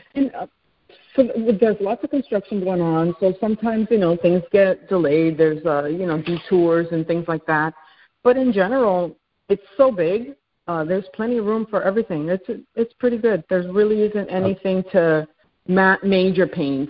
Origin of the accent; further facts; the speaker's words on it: New York City, New York, United States; moved away as an adult; now in Houston, United States; I am originally from New York City, and due to oil and gas, uh, my husband and I ended up moving here